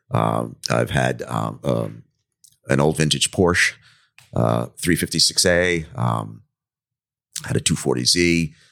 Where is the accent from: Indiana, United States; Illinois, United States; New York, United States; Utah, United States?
New York, United States; Commack; also born or lived in Bronx; I, grew, up in the Northeast. I was born in uh, the Bronx in New York City.